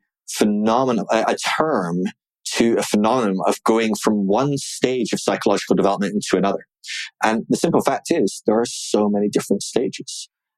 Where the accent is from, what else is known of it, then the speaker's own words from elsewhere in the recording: Scotland, United Kingdom; my hometown up in Scotland